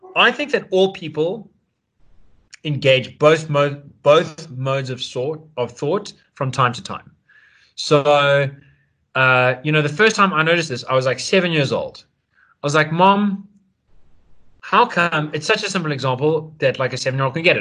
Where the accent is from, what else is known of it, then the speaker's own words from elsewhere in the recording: South Africa; As a South African, we've got the 21st birthday as a ritual